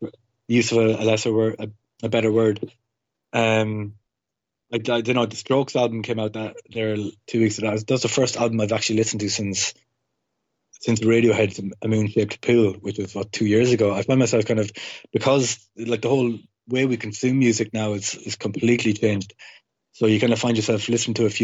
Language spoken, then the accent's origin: English; Longford, Leinster, Ireland; now in Dublin, Ireland; I'm from Longford